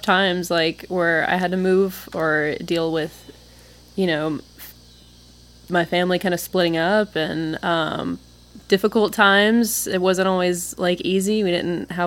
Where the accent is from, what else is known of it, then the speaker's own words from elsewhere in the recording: Meridian, Tupelo, Mississippi, United States; also born or lived in West Point, Mississippi / Columbus, Mississippi / Oxford, Mississippi; I consider myself from Meridian, but I spent the latter half of my childhood in Tupelo, and I was born in West Point, and I spent all my summers growing up in Columbus, and then I lived in Oxford, and now Water Valley